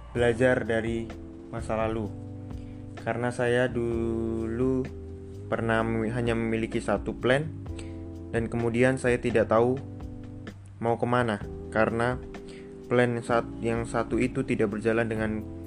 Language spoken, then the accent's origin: Indonesian; Pringsewu, Lampung, Indonesia; Saya berasal dari Pringsewu, Provinsi Lampung